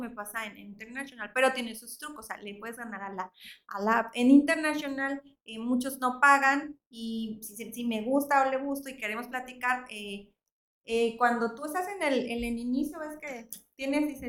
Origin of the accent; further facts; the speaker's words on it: Veracruz, Mexico; no pongo que soy de Veracruz